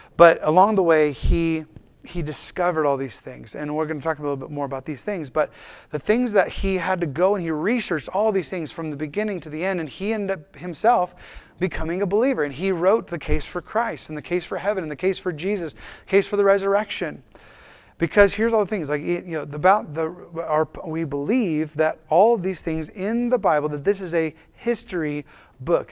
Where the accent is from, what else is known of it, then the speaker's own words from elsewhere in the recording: United States; for us as an American culture